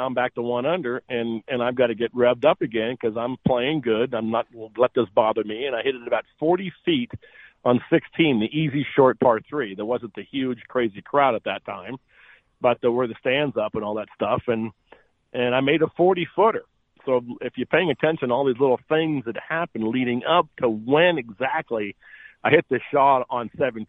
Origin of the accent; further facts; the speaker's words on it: Dallas, Texas, United States; now in Phoenix, United States; I know I live in Phoenix, but the only tournament I kind of go to and hang out, I'm from Dallas.